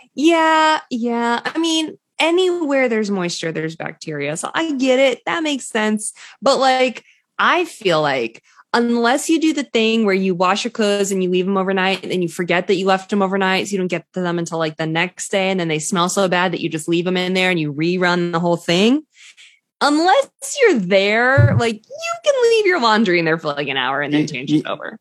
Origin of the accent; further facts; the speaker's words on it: an affluent suburb of Boston, Massachusetts, United States; my hometown, It's like a, an affluent suburb of Boston